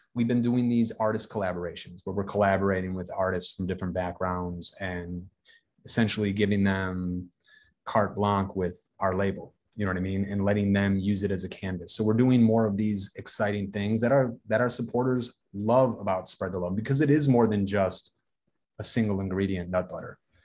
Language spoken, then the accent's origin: English; Racine, Wisconsin, United States; I'm from Racine, Wisconsin, which is, you know, it's a, it's, it's a Rust Belt city.